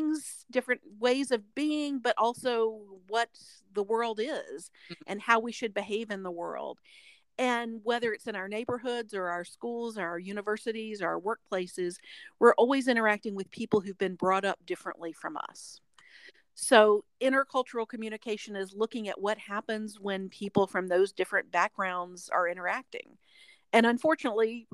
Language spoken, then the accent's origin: English; North Carolina, United States; now in Alabama, United States; I grew up in the Southeast in North Carolina